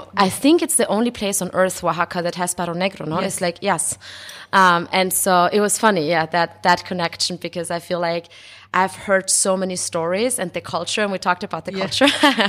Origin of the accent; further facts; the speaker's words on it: Austria; also born or lived in Mexico; now in Brooklyn, United States; So I'm half Mexican, half Austrian. My dad is from Mexico, the FM, and my mom is from Austria. And so I was born in Austria and I grew up in Austria and in Mexico, went back and forth a lot.